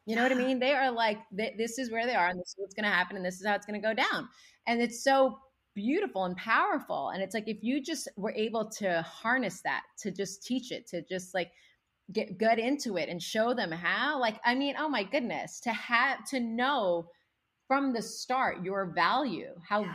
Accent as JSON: {"language": "English", "country": "United States", "tie": "born or raised there", "said": "when I came to the States when I was six months old with my parents, we didn't speak any English. So I learned English along with my parents by watching Sesame Street"}